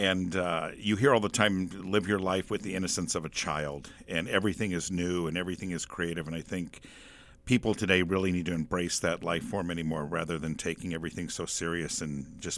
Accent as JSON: {"language": "English", "town": "David City", "region": "Nebraska", "country": "United States", "tie": "born or raised there", "said": "I am from David City, Nebraska, originally."}